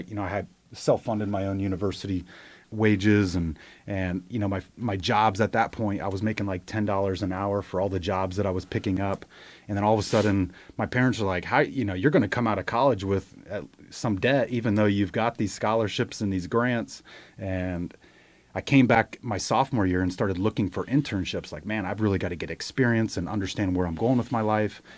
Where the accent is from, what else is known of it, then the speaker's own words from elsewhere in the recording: Ohio, United States; moved away as an adult; now in Charlotte, United States; I grew up in Ohio, moved to Charlotte like fifteen years ago to start my business career